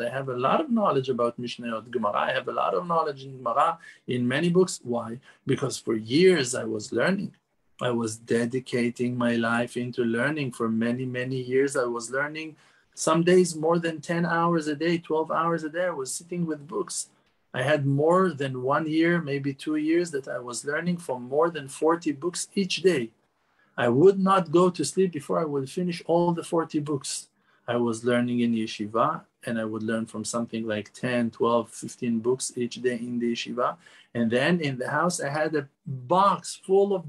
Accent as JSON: {"language": "English", "town": "Jerusalem", "region": "Jerusalem District", "country": "Israel", "tie": "born or raised there", "said": "I was born in Yerushalayim, in Jerusalem, and lived in Eretz Israel all my life"}